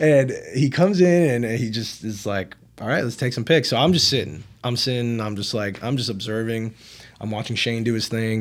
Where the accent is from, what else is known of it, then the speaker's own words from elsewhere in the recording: Miami, Florida, United States; I'm from Miami